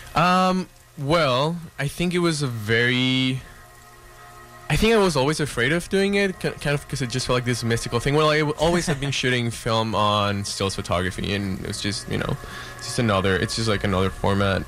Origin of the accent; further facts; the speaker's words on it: Mexico; now in Vancouver, Canada; I'm from Mexico